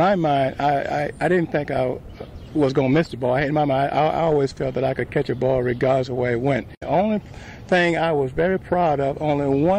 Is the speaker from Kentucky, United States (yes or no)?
no; Birmingham, Alabama, United States; When I came from Birmingham, I really didn't know the guys' names